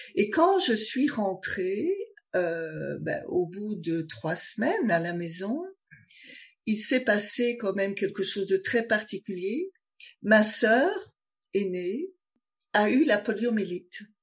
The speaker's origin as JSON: {"language": "French", "country": "Belgium", "tie": "born or raised there", "said": "j'ai déménagé d'un village, euh, où j'ai grandi, en Belgique"}